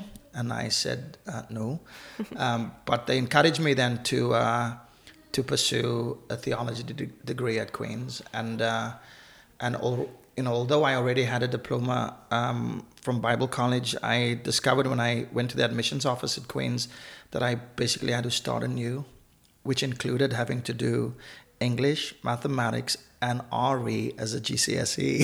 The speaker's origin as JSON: {"language": "English", "town": "Cape Town", "region": "Western Cape", "country": "South Africa", "tie": "born or raised there", "also_born_or_lived": "Namibia", "moved": "as an adult", "lives_now": "Northern Ireland, United Kingdom", "said": "growing up in South Africa"}